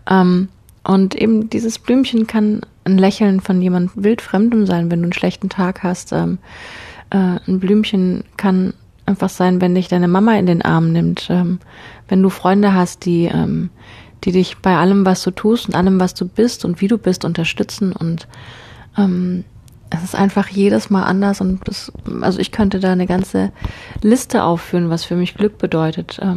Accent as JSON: {"language": "German", "town": "Konstanz", "region": "Baden-Württemberg", "country": "Germany", "tie": "born or raised there", "said": "Ich bin in Konstanz in meiner Heimatstadt losgelaufen"}